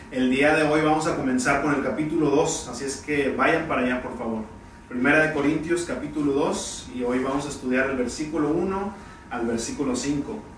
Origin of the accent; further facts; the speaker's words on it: Tampico, Tamaulipas, Mexico; en especial a todos los que están en Tampico allá en mi tierra natal, Tampico, Tamaulipas, México.